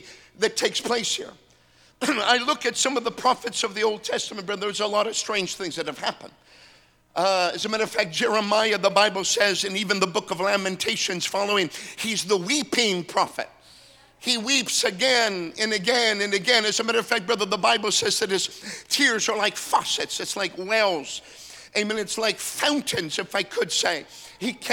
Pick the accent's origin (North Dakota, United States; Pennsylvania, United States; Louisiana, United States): North Dakota, United States; I'm from North Dakota.